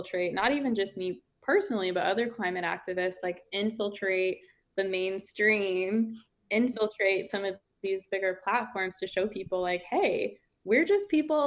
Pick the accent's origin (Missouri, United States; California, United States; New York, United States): Missouri, United States; St. Louis; moved away; I lived in St. Louis, Missouri. I lived right outside of Ferguson